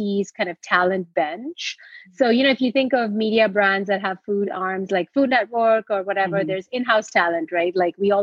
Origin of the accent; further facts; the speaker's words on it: India; moved away as an adult; now in United States; I grew up in India and I came to the US to study